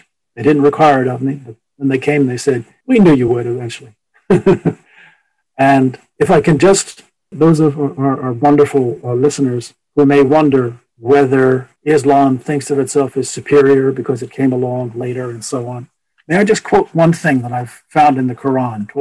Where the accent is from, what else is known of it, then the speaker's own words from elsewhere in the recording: United States; as Americans